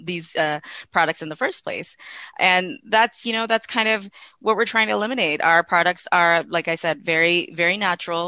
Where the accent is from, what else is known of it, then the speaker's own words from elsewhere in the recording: Midwest, United States; moved away; also born or lived in Pakistan / Canada; I'm Pakistani by birth. I was born in Pakistan, but I was raised here in the Midwest and then in Canada